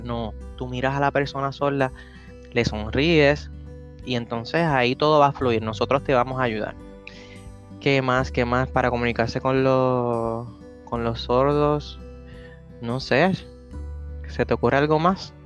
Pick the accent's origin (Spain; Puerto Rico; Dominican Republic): Puerto Rico; nosotros somos boricuas o latinos